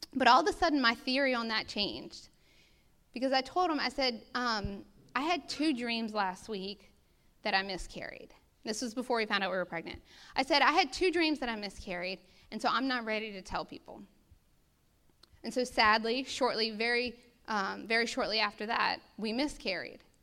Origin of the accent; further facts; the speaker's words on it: United States; as an American people